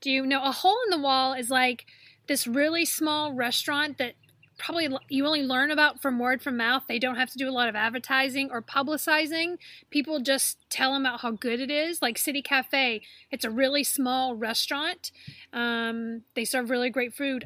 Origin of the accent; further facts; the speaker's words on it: Alabama, United States; I am from Alabama.